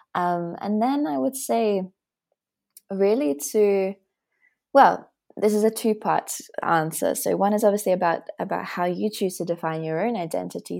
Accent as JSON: {"language": "English", "country": "Australia", "also_born_or_lived": "Latvia", "moved": "as an adult", "lives_now": "Berlin, Germany", "said": "I'm Latvian, Australian, and I live in Berlin"}